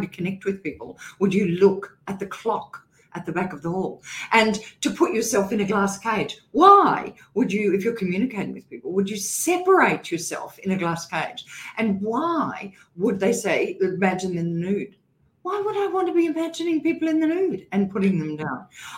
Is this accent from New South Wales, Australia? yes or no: no; Queensland, Australia; accent: Queensland; Well, I used to speak really high, and I'm a Queenslander as well, so I had a Queensland accent, really high Queensland accent.